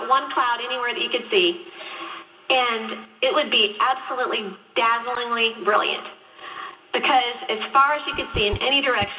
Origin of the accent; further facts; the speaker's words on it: Chicago, Illinois, United States; I grew up in Chicago